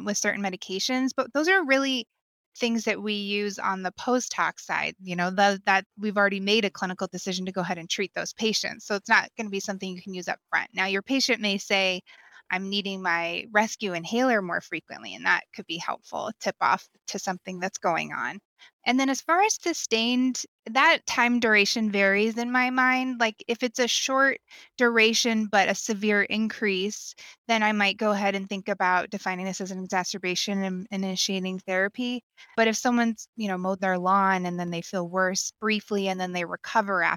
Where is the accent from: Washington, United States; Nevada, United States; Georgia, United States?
Washington, United States; Spokane; also born or lived in Baltimore; I'm from Spokane, so obviously a Zags fan